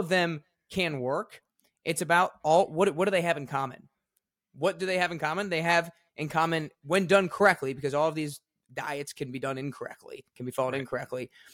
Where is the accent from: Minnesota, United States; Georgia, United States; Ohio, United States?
Georgia, United States; Atlanta; now in Nashville, United States; I grew up in Atlanta, Georgia, and I had an awesome childhood